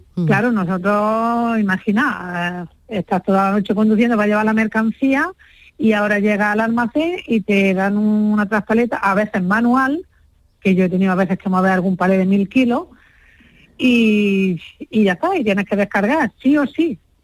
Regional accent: Huéscar, Granada, Andalusia, Spain; en mi pueblo es lo que estamos haciendo, Huesca, yo soy de Huesca, Granada

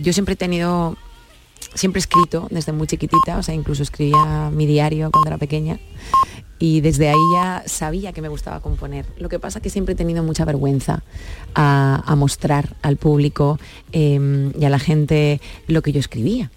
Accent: Catalonia, Spain; Soy catalana de nacimiento, pero es que toda mi familia entera es andaluza.

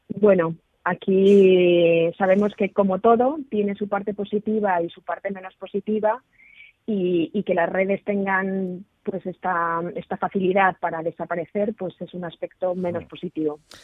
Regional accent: Spain; nosotros, como españoles

